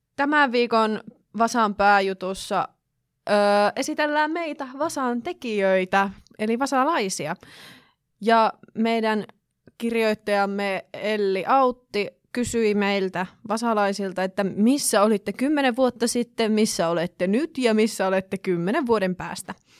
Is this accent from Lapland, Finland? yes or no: yes; Kittilä, Lapland, Finland; siis itse olen kotoisin Kittilästä ja asun siis meidän koti on Kittilän kaivoksesta kilometrin päässä